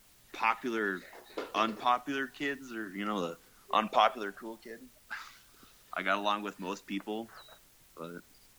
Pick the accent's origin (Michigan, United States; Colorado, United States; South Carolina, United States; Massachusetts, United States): Colorado, United States; Greeley; I'm from Greeley. Just it's like an hour north of Denver. Just, you know, small town.